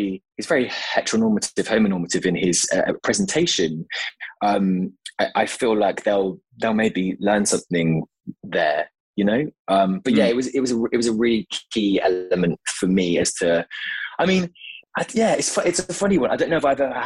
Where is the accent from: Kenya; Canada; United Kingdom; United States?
United Kingdom; Devon, South West England; I'm from Devon